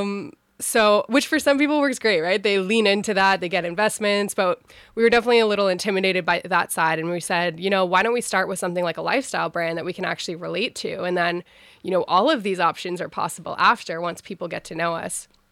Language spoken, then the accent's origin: English; Ottawa, Ontario, Canada; I was born and raised in Ottawa